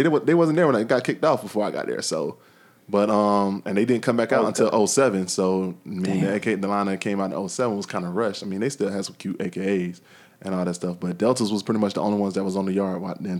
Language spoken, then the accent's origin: English; Tallahassee, Florida, United States; So what was y'all favorite party spots growing up in Tallahassee? I mean, of course, we all gonna say the Moon.